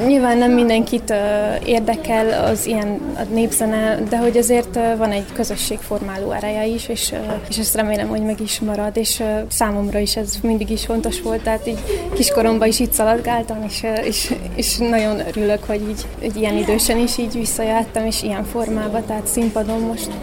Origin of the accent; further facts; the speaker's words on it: Srbobran, Vojvodina, Serbia; Én Szent Tomási vagyok, Szent Tomáson születtem és nőttem fel, a gyerekkoromat itt töltöttem